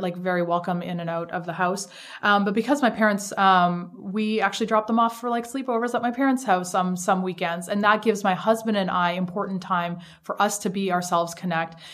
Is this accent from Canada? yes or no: yes; Canada; moved away as an adult; also born or lived in Shanghai, China; now in United States; So I'm Canadian